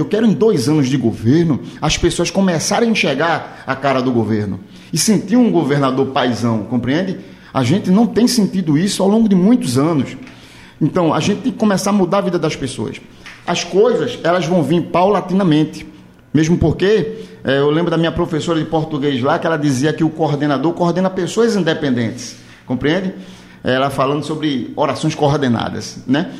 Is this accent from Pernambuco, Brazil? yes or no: yes; Olinda, Pernambuco, Brazil; eu sou da cidade de Olinda